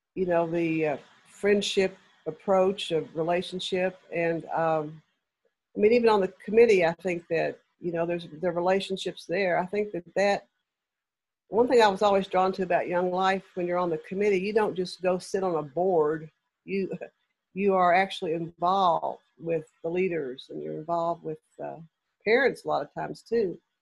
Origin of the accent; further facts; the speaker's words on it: Lexington, Kentucky, United States; moved away; I'm from Lexington originally.